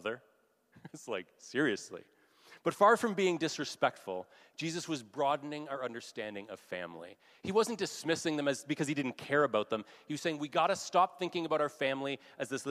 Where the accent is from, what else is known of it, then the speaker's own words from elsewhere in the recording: Canada; being Canadian